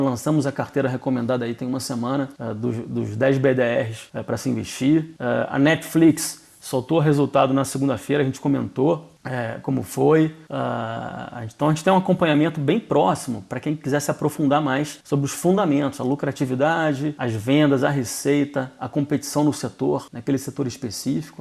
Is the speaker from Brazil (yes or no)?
yes; Brazil; A gente adora o nosso país, somos brasileiros aqui